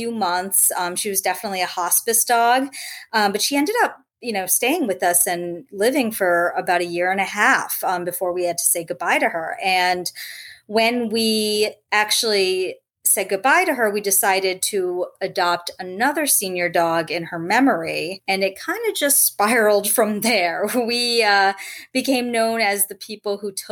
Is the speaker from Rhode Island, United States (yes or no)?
yes; Rhode Island, United States; moved away as an adult; also born or lived in Los Angeles; I grew up in Rhode Island, had dogs growing up, ended up as an adult moving out to Los Angeles